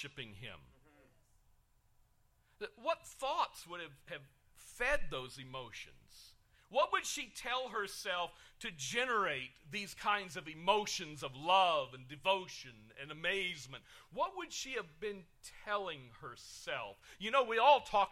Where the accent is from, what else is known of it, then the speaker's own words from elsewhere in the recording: United Kingdom; I'm British